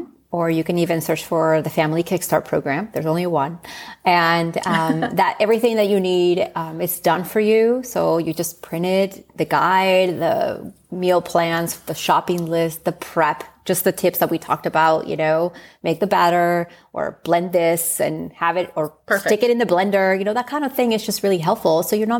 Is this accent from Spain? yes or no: yes; Spain; it reminds me of growing up in Spain and just a 20-minute chicken dish, you know.